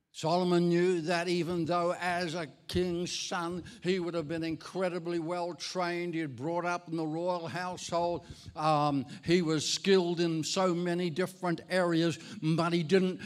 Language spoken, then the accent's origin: English; Ireland; moved away; I'm Irish. I was actually born in Ireland